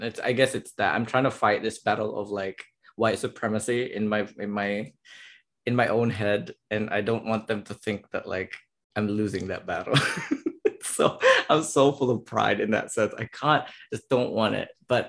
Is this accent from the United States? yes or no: no; Philippines; now in Germany; I'm the Filipino